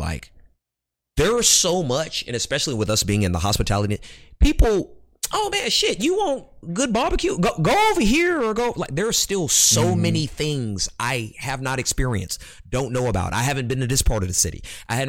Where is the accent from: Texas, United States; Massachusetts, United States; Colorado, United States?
Texas, United States; Houston; moved away as an adult; also born or lived in Baton Rouge, Louisiana / Atlanta; now in Los Angeles, United States; Raised, I call Houston home, but I was born in Baton Rouge, Louisiana.